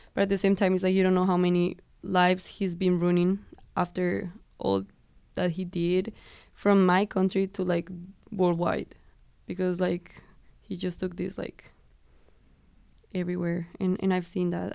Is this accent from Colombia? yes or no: yes; Colombia; moved away; I'm from Colombia